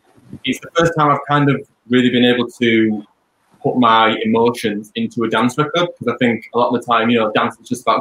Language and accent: English; Leeds, Yorkshire and the Humber, United Kingdom; now in Hull, United Kingdom; I'm originally from Leeds, but I'm currently living in Hull